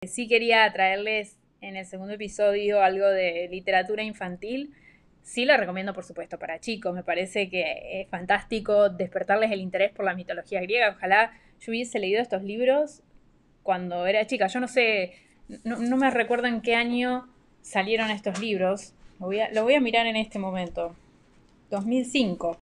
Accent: Argentina; now in Panama; oriunda de Argentina, pero vivo en Panamá

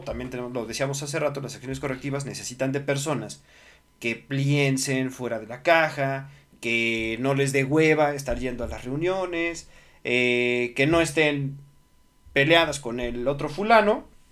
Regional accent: Mexico; soy, soy mexicano

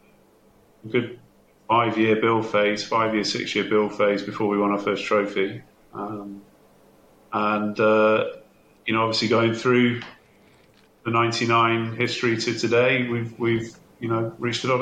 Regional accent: Bristol, South West England, United Kingdom; moved away as an adult; now in Newcastle, United Kingdom; I'm not from Newcastle, as you can tell. I'm from Bristol. I moved up to Newcastle as a student way back in 1989

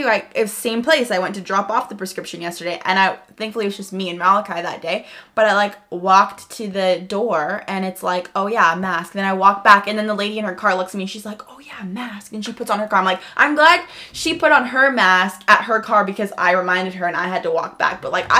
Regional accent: Bonnyville, Alberta, Canada; also born or lived in Phoenix, United States; so I was born in Phoenix, Arizona, and then I moved to Bonnyville, Alberta. And yeah, when I was 13, so half and half, I guess.

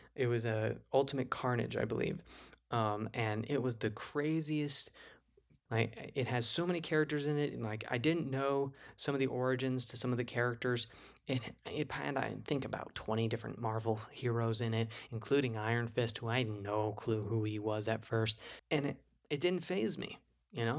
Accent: New Jersey, United States; New Jersey, my hometown

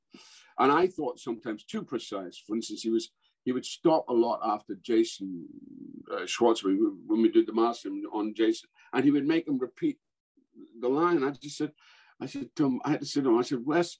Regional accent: Scotland, United Kingdom; moved away; I'm Scots, I'm not English

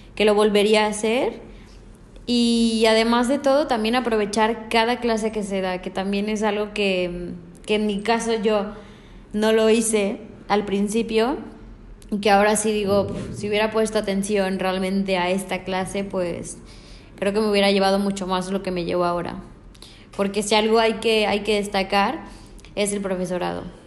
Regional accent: Mexico; moved away as an adult; now in Barcelona, Spain; Yo vengo de México, eh, me vino a hacer prácticas aquí por parte de otra universidad me gustó Barcelona, me quise quedar a vivir aquí

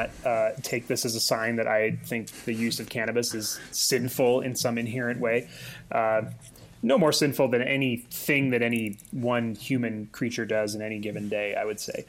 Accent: South Dakota, United States; now in Colorado, United States; My home state of South Dakota

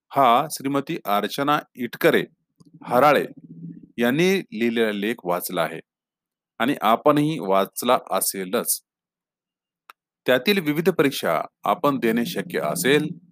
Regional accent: Rui, Maharashtra, India; moved away as an adult; now in Pune, India; माझे जिल्हा परिषद प्राथमिक शाळा रुई तालुका हदगाव येथील दिवस

